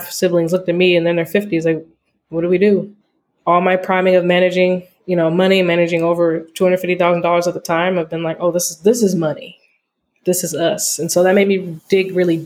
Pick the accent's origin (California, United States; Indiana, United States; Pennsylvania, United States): California, United States; Altadena; also born or lived in Oakland, California; I'm from Altadena, California